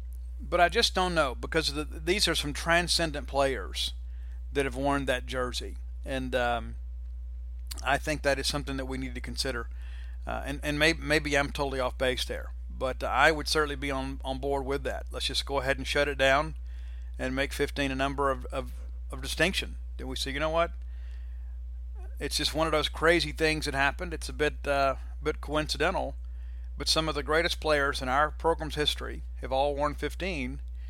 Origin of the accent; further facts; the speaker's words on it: Shreveport, Louisiana, United States; maybe I go to Shreveport and do one, you know, for my hometown kids.